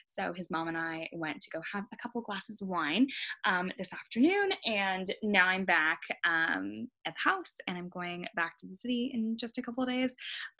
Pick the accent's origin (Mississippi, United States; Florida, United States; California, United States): California, United States; moved away as an adult; now in New York, United States; I am originally from California, moved to New York for law school.